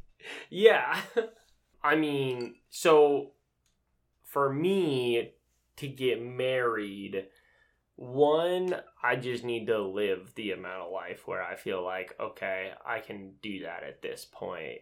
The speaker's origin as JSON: {"language": "English", "region": "Utah", "country": "United States", "tie": "born or raised there", "moved": "yes", "said": "I grew up in Utah"}